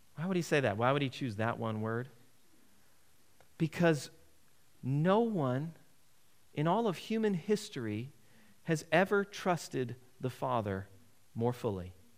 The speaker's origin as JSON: {"language": "English", "country": "United States", "said": "As an American"}